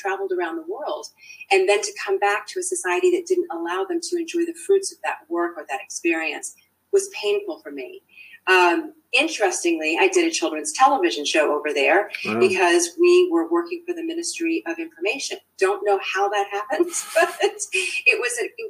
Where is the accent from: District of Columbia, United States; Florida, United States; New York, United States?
District of Columbia, United States; Washington; also born or lived in Turkey / Saudi Arabia; now in New Zealand; when I was born in Turkey, as it happens, I was too young to understand, obviously, anything. I did my formative growing up years in the DC area.